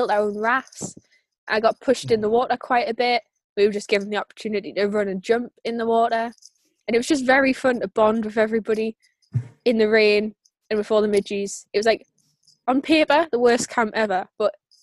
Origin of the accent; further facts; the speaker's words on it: the Northeast, North East England, United Kingdom; I'm from the Northeast